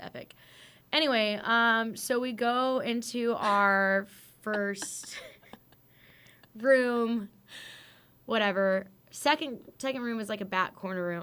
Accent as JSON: {"language": "English", "town": "Fresno", "region": "California", "country": "United States", "tie": "born or raised there", "also_born_or_lived": "Orange County, California", "said": "I am born and raised from California, uh, the armpit of the state, aka Fresno"}